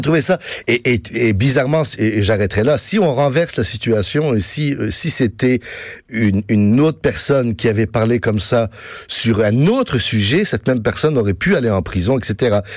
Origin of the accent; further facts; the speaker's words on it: France; now in Quebec, Canada; je suis né en France, oui, mes parents étaient français